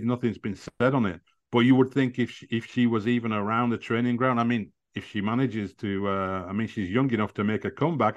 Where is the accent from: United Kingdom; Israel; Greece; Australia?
United Kingdom; Burnley, North West England; I'm from Burnley, so I have, I have good contacts there